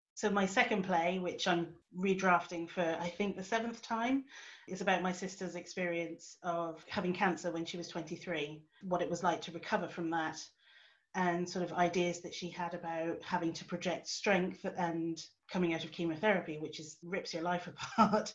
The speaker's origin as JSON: {"language": "English", "area": "Suffolk", "region": "East of England", "country": "United Kingdom", "tie": "born or raised there", "also_born_or_lived": "Edinburgh / South Korea", "moved": "as an adult", "lives_now": "Newcastle, United Kingdom", "said": "I didn't grow up in the Northeast, I grew up myself in Suffolk."}